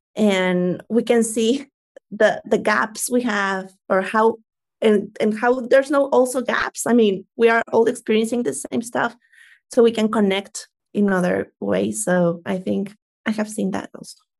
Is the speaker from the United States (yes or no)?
no; Mexico; I'm from Mexico